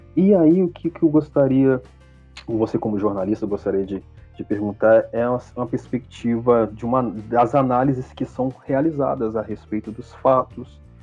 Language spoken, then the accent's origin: Portuguese; Brazil; enquanto brasileiros